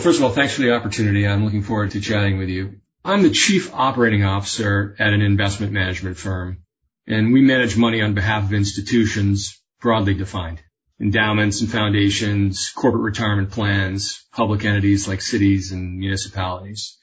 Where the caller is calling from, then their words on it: Nantucket, Massachusetts, United States; also born or lived in Boston; I'm calling in from Nantucket, coast of Massachusetts.